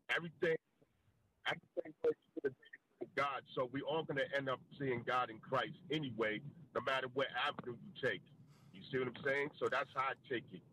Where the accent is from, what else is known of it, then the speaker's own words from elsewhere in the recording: New York City, New York, United States; moved away as an adult; now in Woodbridge, United States; I actually live in um, Woodbridge, but I'm from Queens